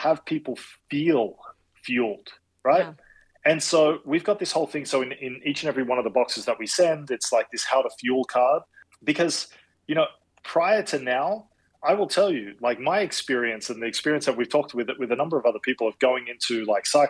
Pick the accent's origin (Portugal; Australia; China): Australia; moved away as an adult; also born or lived in Madrid, Spain; now in Boston, United States; being Australian